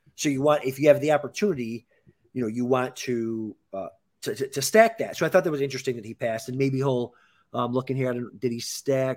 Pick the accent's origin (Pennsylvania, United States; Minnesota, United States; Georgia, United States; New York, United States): New York, United States; Western; We're from Western New York